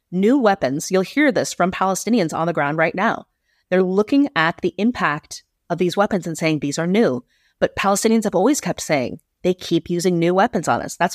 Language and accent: English; United States; now in Netherlands; I speak about Israel because I'm an American Jew, but I will not let Britain off the hook. And, and I live in the Netherlands.